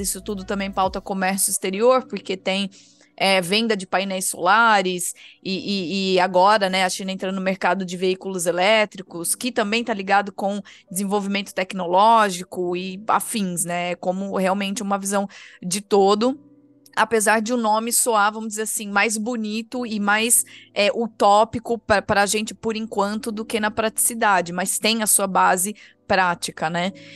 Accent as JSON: {"language": "Portuguese", "country": "Brazil", "said": "como brasileiros"}